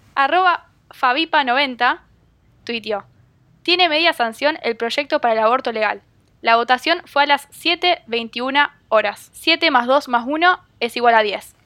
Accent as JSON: {"language": "Spanish", "country": "Argentina", "said": "nos golpea como argentinos"}